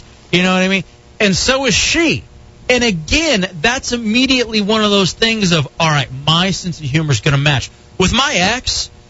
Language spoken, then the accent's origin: English; Texas, United States; I grew up in Texas